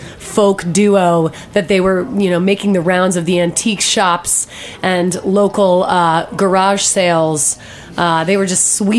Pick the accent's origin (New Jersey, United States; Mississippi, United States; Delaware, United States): Delaware, United States; I grew up in Delaware.